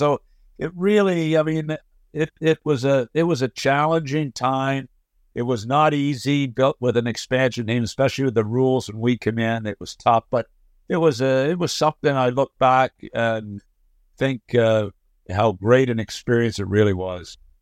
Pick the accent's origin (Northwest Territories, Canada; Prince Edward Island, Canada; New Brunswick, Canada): Prince Edward Island, Canada; Summerside; moved away as an adult; also born or lived in Montreal / Florida; now in United States; born in uh, Summerside, PEI, had a had an amazing childhood living in Summerside